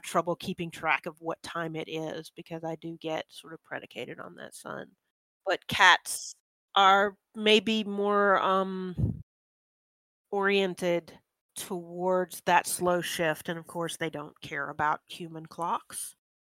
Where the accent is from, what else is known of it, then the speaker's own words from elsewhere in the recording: United States; I'm very American